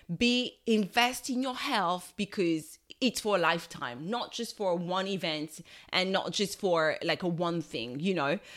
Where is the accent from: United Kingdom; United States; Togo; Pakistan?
Togo; I'm from Togo in West Africa